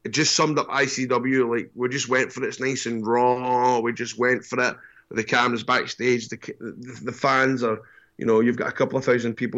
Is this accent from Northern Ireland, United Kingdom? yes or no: no; Scotland, United Kingdom; I'm the first Scottish guy